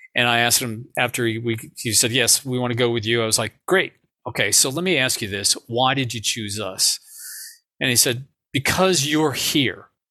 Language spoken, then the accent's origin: English; Cleveland, Ohio, United States; I'm from the Midwest. I grew up in Cleveland, Ohio.